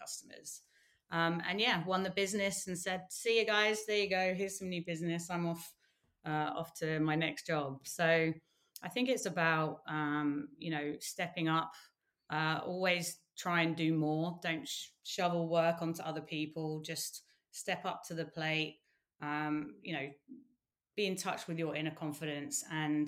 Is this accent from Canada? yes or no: no; United Kingdom; as a Brit